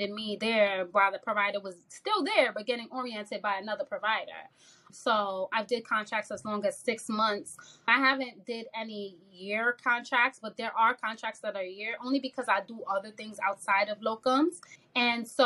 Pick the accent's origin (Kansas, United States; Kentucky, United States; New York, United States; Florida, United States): New York, United States; I'm originally from New York